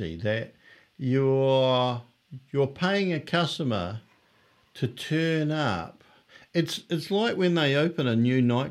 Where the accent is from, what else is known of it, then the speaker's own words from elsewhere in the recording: Australia; I'm from Australia.